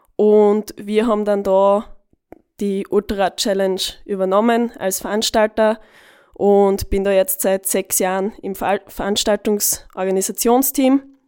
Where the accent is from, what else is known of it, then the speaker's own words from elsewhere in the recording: Eastern Styria, Austria; now in Vienna, Austria; bei uns in der Oststeiermark